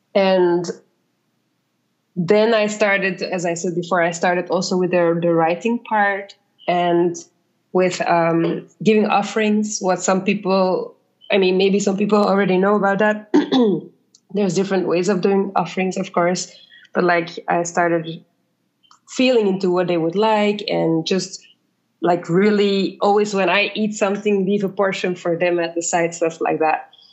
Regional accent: Belgium; moved away as an adult; also born or lived in South America; now in Ghana; I grew up in Belgium. I studied in Belgium and I worked a bit in Belgium

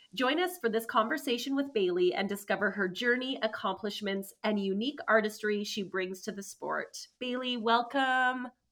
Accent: Wetaskiwin, Alberta, Canada; I grew up in Wetaskiwin

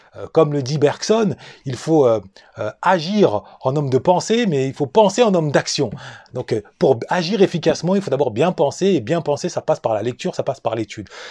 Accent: France; Je suis né et j'ai grandi en France ou plus exactement dans la souffrance, dans la banlieue

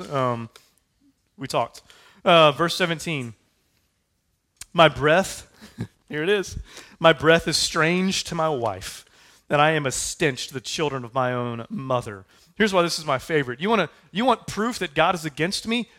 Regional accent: United States; We said, "We're American."

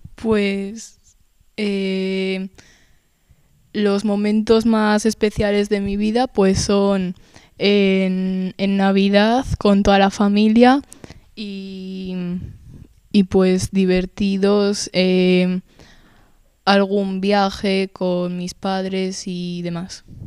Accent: Spain; pues yo nací en España y mi padre en, en Berlín

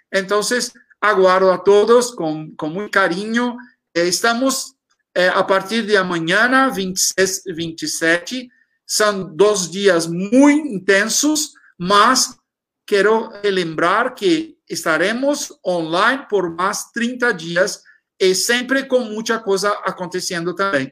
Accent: Brazil; Spanish is a second language; tenemos una, una identidad muy fuerte, ¿no? Como, como brasileños

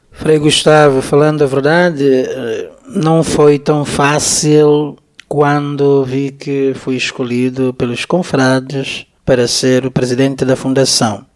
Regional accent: Cabinda, Angola; moved away; na minha aldeia, onde eu cresci

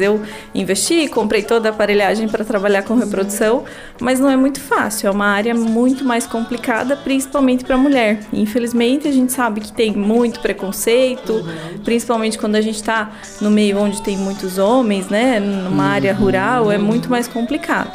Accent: Paranaguá, Paraná, Brazil; also born or lived in Curitiba; eu nasci em Paranaguá, né? É, estudei aqui até o terceirão

